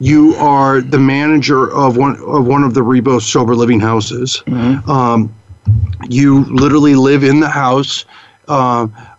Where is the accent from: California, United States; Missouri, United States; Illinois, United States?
Illinois, United States; Chicago; I grew up in Chicago, so just the north suburbs of Chicago